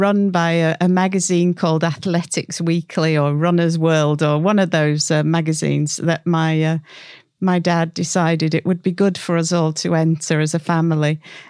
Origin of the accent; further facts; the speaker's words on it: North West England, United Kingdom; also born or lived in Scotland / Cyprus / Colorado, United States; And then I'm from the Northwest. You may or may not be able to tell.